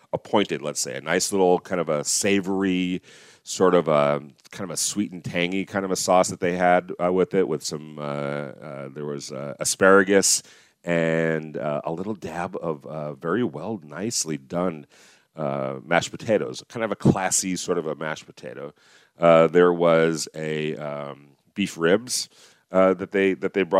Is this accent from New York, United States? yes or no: no; Los Angeles, California, United States; I come from Los Angeles